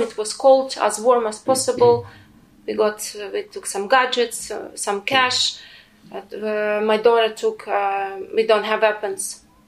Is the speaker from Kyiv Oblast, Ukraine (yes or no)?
yes; Kyiv Oblast, Ukraine; English is a second language; moved away as an adult; now in Ewersbach, Germany; I am a Ukrainian. I'm a Ukrainian